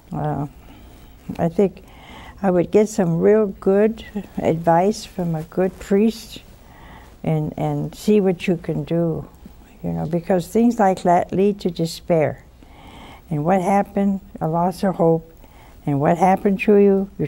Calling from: Cranston, Rhode Island, United States; I'm from Cranston, Rhode Island.

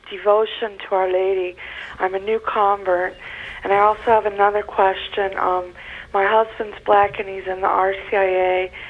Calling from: Rochester, New York, United States; I'm from Rochester.

